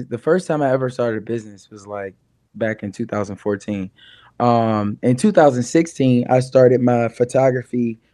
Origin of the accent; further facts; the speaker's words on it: Richmond, Virginia, United States; also born or lived in New York City; now in Asheville, United States; I'm from Richmond, Virginia originally, but I moved to New York City and I lived out there for 4 years.